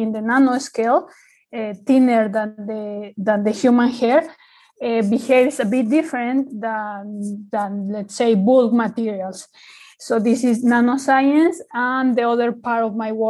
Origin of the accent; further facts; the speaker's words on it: Mexico; moved away as an adult; now in Australia; I'm from Mexico. I did most of my studies there. I came to Australia to study the PhD